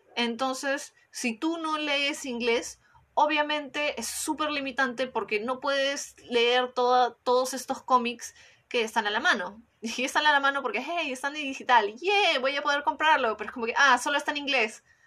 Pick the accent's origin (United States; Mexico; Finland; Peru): Peru; en mi país, cuando en Perú